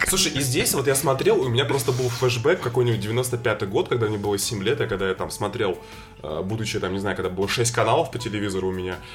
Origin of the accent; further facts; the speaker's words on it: Saint Petersburg, Russia; как и я, рос в Петербурге в 90-х